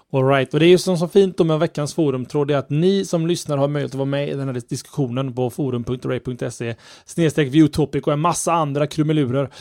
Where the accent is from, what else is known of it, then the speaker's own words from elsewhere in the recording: Sweden; som, som svensk